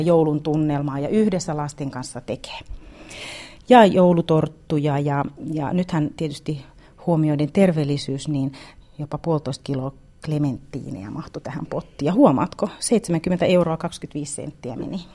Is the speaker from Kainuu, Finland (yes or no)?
no; South Karelia, Finland; meillä Etelä-Karjalassa, tai itse on tottunut syömään rieskat ja ruisleivät joulupöydässä